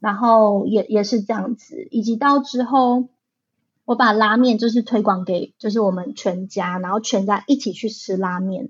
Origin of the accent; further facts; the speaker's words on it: Taichung, Taiwan; now in Taipei, Taiwan; 因为我是台中出生的小孩，所以控肉算是我在台中吃过非常非常多的食物